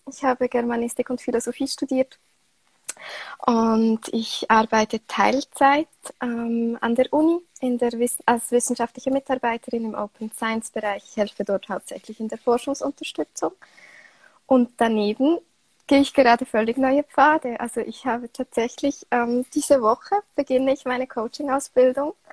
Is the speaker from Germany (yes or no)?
no; Switzerland; Wie man hört, äh, komme ich aus der Schweiz. Und ich bin aktuell 29 Jahre alt.